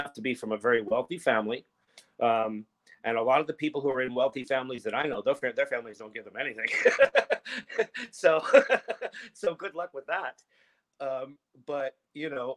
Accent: Philadelphia, Pennsylvania, United States; moved away as an adult; also born or lived in New York City, United States; now in Los Angeles, United States; I grew up on the East Coast, and I moved down here to Los Angeles from Philadelphia

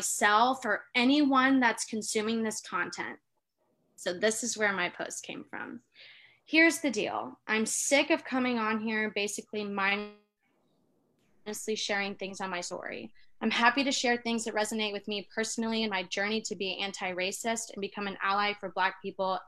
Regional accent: the South, United States; I'm like from the South

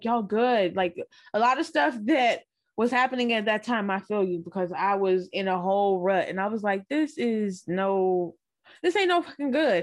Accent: Lubbock, Texas, United States; now in Austin, United States; I'm from Lubbock, Texas, but I've been in Austin since 2009.

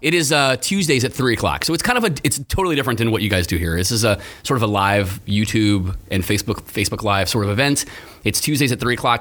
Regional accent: Gainesville, Florida, United States; also born or lived in Orlando; I was born and raised here in Gainesville

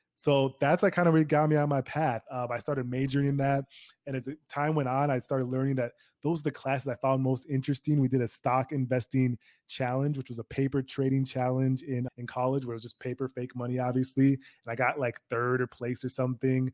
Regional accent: Minnesota, United States; My parents came from Nigeria, but I'm born and raised in Minnesota

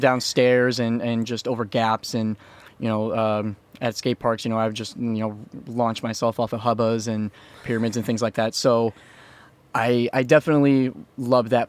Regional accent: Iowa, United States; I grew up in an area that was called the Quad Cities

